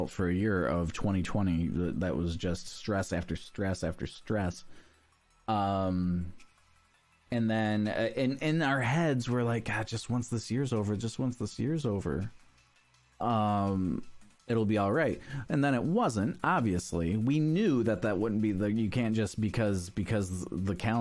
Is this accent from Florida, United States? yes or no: no; Michigan, United States; moved away; I grew up in Michigan